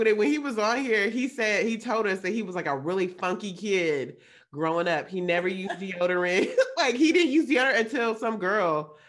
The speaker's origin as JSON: {"language": "English", "region": "the South", "country": "United States", "said": "I'm from the South."}